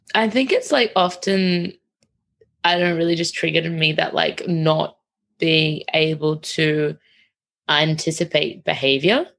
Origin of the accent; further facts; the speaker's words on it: St Kilda, Victoria, Australia; growing up around St Kilda and like Fitzroy Street